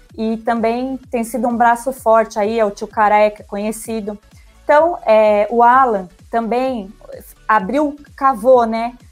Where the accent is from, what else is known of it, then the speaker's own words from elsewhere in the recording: Brazil; somos brasileiros comuns